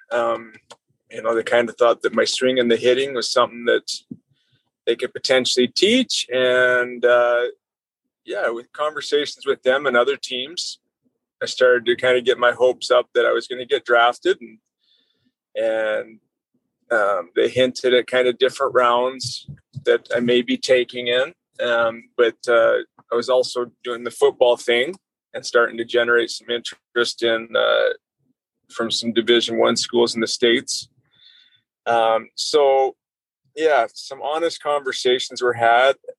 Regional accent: Southern Alberta, Canada; good years in Southern Alberta

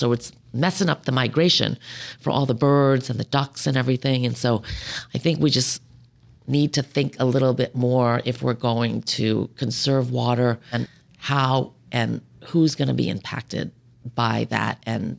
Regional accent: San Francisco, California, United States; You know, I'm a woman. I know I'm a Democrat from San Francisco, but this whole room is full of men.

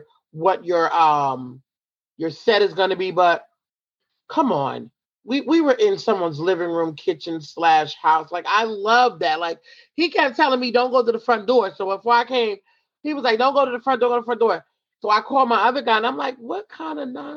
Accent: Franklin, New Jersey, United States; also born or lived in Pennsylvania; I'm from Somerset, New Jersey, Franklin, New Jersey, and my mom still lives there. I actually still live in Franklin myself.

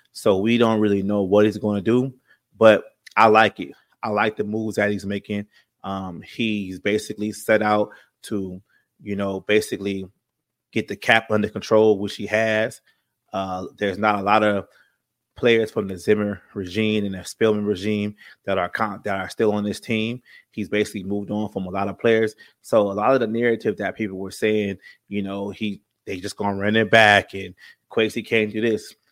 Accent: California, United States; I'm from California. I live in San Bernardino right now

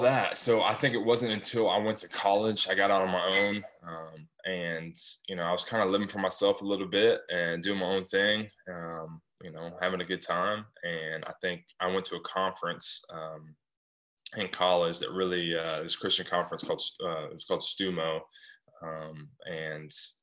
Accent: Arkansas, United States; moved away as an adult; also born or lived in Little Rock, Arkansas; now in California, United States; I'm a kid from Arkansas, moved to California

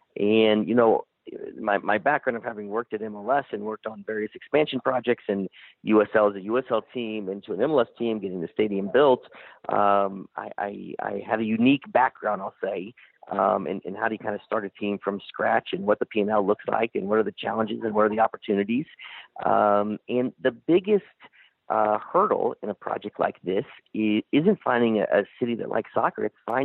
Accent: Kansas City, United States; moved away as an adult; now in Las Vegas, United States; I grew up in Kansas City.

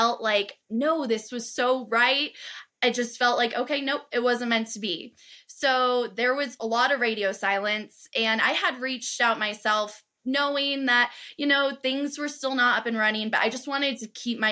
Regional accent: Southern California, United States; where I grew up in Southern California

